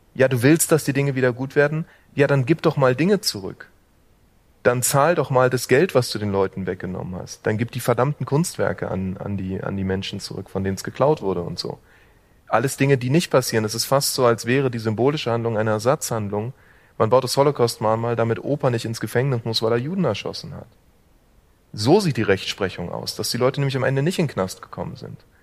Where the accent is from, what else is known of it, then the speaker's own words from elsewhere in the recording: Berlin, Germany; einem ähm, Berliner wie mir